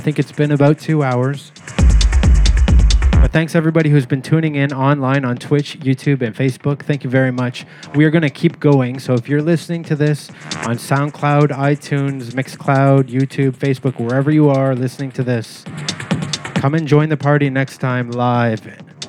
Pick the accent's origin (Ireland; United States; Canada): Canada; being Canadian